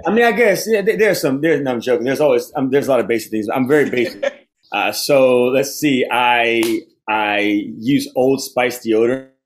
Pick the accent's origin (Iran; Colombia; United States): United States; Baton Rouge, Louisiana; I'm from the Diocese of Baton Rouge